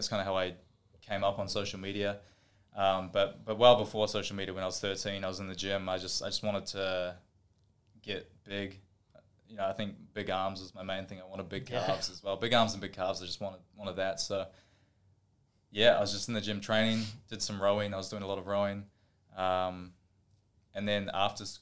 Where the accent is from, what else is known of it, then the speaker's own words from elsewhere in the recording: Auckland, New Zealand; moved away as an adult; now in Gold Coast, Australia; When I grew up, I was growing up in Auckland in New Zealand